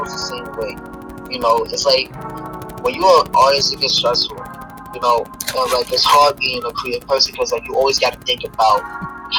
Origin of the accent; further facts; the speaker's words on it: New York City, New York, United States; I'm from New York City.